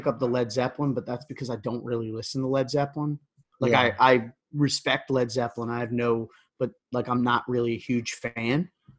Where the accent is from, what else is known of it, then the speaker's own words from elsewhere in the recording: Philadelphia area, Pennsylvania, United States; we're from the Philly area.